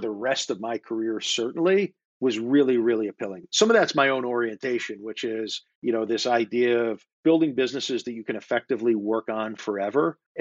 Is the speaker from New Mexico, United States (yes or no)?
no; Springfield, Massachusetts, United States; also born or lived in Wilbraham, Massachusetts; I was born in Springfield, Massachusetts, mm-hmm. in Western Mass, and grew up there. And then Wilbraham, which is a small New England town, which borders Springfield.